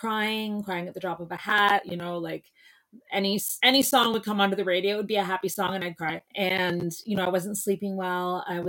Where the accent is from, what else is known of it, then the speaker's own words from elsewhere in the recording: Kingston, Ontario, Canada; also born or lived in Montreal / London; But I am from Kingston, Ontario, and I've lived all over the place. I went to school in Montreal at McGill, and then I went to school in London, England, which was a wild ride.